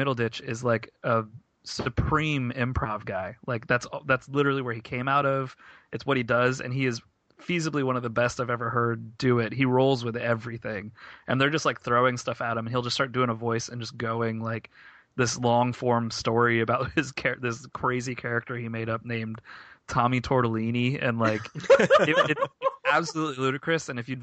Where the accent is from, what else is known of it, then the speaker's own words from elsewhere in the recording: Tampa, Florida, United States; I'm from Tampa.